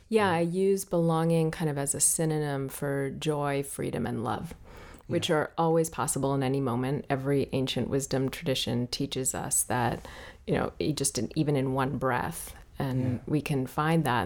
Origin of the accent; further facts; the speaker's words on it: Washington, District of Columbia, United States; also born or lived in Ethiopia; I was born in Ethiopia and raised in Washington, D.C.